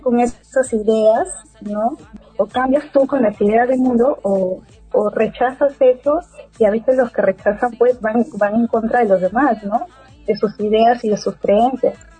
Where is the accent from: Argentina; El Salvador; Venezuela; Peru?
Peru; yo soy de Perú